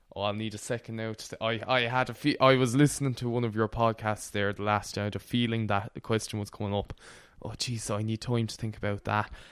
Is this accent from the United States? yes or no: no; Connemara, Galway, Connacht, Ireland; the part of Connemara I'm from, we don't speak Irish at all.